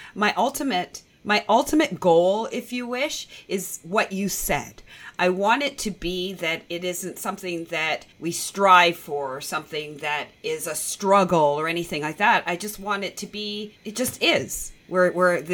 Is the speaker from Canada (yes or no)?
yes; Toronto, Ontario, Canada; I was born and raised in Toronto